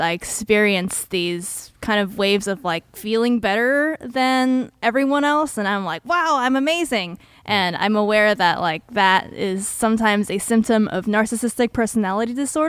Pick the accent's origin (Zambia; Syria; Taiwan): Taiwan; now in Oakland, United States; I did grow up in Taiwan.